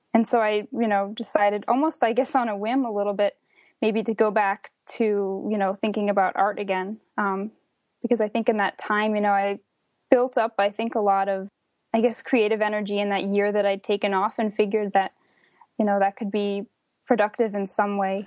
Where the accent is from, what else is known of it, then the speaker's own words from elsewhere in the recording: northern New Jersey, United States; I grew up in the suburbs of northern New Jersey, about an hour outside of New York